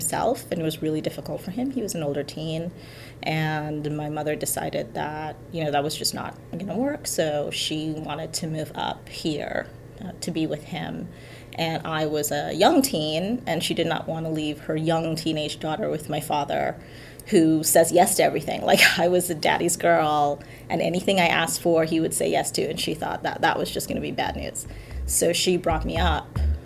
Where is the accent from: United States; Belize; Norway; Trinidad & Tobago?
Trinidad & Tobago; the kind of stories that I grew up hearing in Trinidad